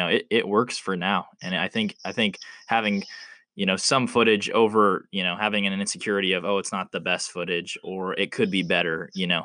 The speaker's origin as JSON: {"language": "English", "region": "Oklahoma", "country": "United States", "said": "Oklahoma, which is my home state"}